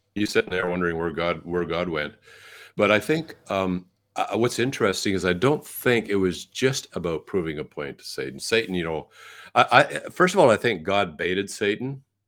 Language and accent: English; Canada; I'm a Canadian, born in Canada